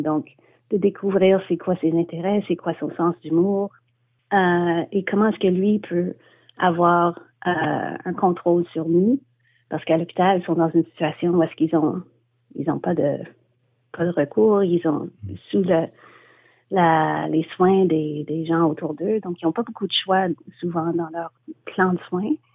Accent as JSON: {"language": "French", "town": "Montreal", "region": "Quebec", "country": "Canada", "also_born_or_lived": "Scotland", "said": "quand je suis revenue à Montréal, je suis montréalaise"}